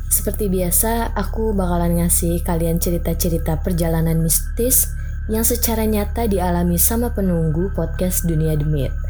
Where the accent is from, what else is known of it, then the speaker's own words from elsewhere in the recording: Belitung, Bangka Belitung Islands, Indonesia; Asalnya dari Belitung.